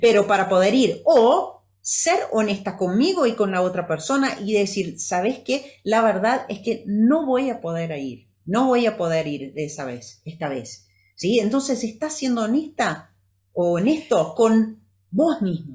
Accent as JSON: {"language": "Spanish", "country": "Brazil", "tie": "born or raised there", "first_language": "Portuguese", "second_language": "Spanish", "said": "yo soy brasilera, mm, viví en Brasil, crecí en Brasil"}